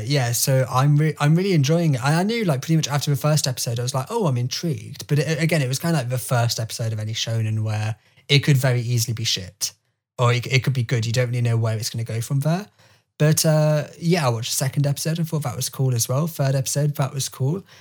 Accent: United Kingdom; as a British person

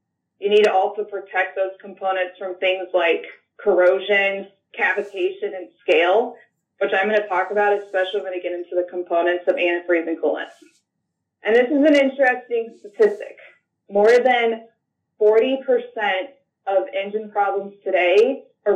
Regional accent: Cambridge, Illinois, United States; I'm from a small town in Northwest Illinois, Cambridge, Illinois

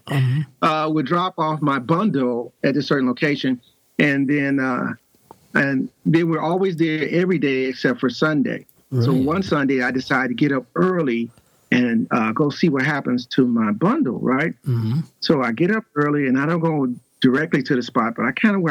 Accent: Gary, Indiana, United States; moved away as an adult; also born or lived in Atlanta area, Georgia; now in south of Atlanta, United States; I was born and raised in Gary, Indiana, probably about 35 minutes away from Chicago.

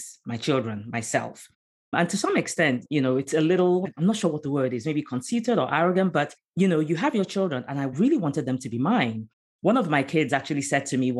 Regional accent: Nigeria; moved away as an adult; also born or lived in Abidjan, Côte d'Ivoire / London, United Kingdom; now in United States; I'm originally from Nigeria

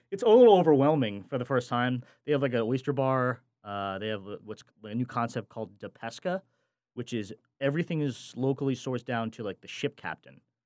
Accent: New Jersey, United States; I grew up in the Central Jersey area

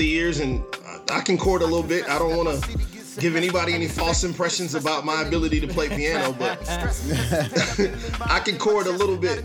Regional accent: Kansas City, Missouri, United States; I was born in the Midtown area. I grew up in South Kansas City

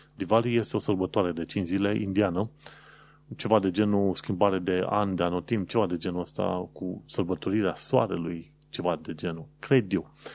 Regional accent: Romania; now in London, United Kingdom; sunt din România

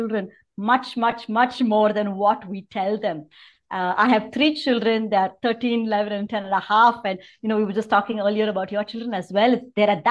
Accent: Chennai, Tamil Nadu, India; moved away as an adult; also born or lived in Mumbai / California; now in Bangalore, India; I grew up in Chennai.

